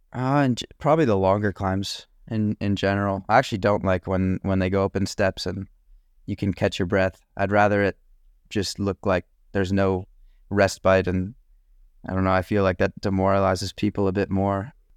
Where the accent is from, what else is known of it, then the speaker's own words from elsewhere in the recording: Tucson, Arizona, United States; I'm from Tucson